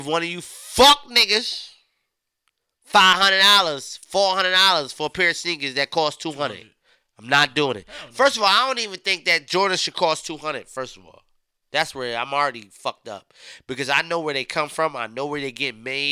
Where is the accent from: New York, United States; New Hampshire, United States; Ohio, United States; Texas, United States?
New York, United States; Beacon; We come from Beacon